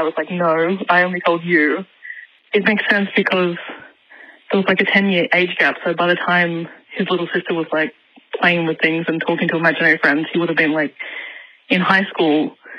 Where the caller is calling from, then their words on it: Sydney, New South Wales, Australia; I'm calling from Sydney.